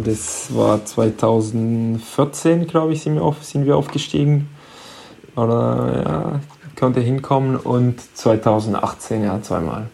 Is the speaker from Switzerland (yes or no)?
no; Hendaye, Nouvelle-Aquitaine, France; German is a second language; moved away as an adult; also born or lived in Stuttgart, Germany; now in Bietigheim, Germany; aber eigentlich direkt in, äh, in Andai aufgewachsen, also meine Heimatstadt